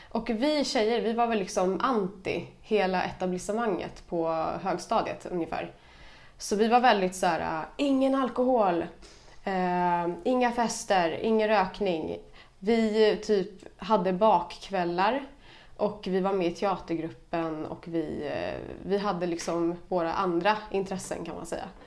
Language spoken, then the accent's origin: Swedish; Stockholm, Stockholm County, Sweden; Jag är från Stockholm.